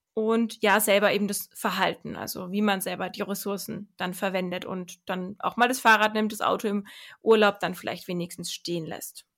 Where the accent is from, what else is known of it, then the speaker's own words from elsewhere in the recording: Germany; bei uns in Deutschland